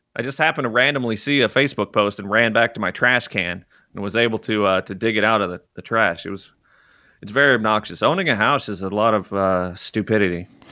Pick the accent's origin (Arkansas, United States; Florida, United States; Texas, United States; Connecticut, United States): Arkansas, United States; moved away; I grew up in Arkansas